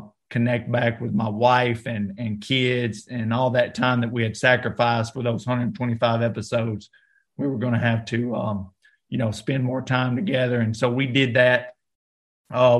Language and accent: English; North Alabama, United States; I grew up in North Alabama